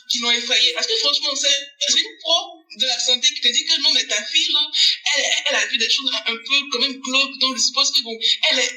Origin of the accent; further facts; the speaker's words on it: Côte d’Ivoire; je suis ivoirienne